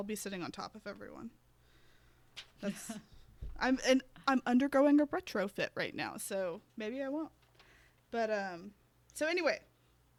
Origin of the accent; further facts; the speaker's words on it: United States; we're American